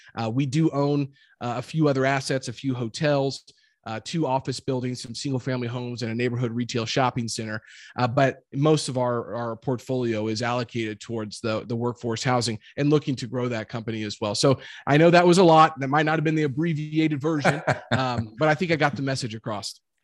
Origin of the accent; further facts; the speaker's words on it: Jefferson City, Missouri, United States; also born or lived in Warrensburg, Missouri; I grew up in Jefferson City, Missouri